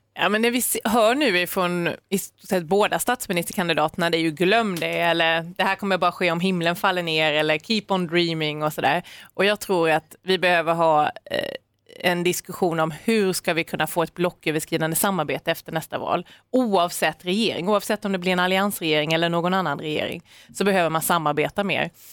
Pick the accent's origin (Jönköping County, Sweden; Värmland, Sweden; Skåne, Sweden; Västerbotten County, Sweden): Jönköping County, Sweden; Maramo; moved away as an adult; now in near Stockholm, Sweden; Jag är uppvuxen i Maramö